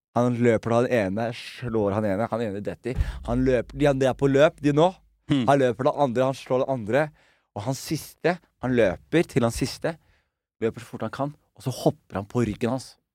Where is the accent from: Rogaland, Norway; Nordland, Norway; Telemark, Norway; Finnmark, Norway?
Telemark, Norway; Skien; moved away; also born or lived in Oslo; vi vokste opp som utlendinger i Skien